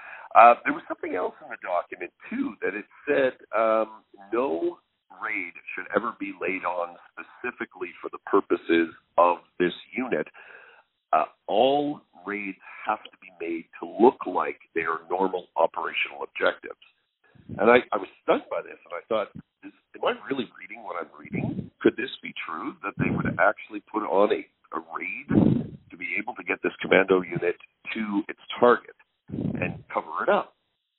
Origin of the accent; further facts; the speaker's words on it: Canada; Well, I guess, you know, being a Canadian military historian, you can never get away from Dieppe.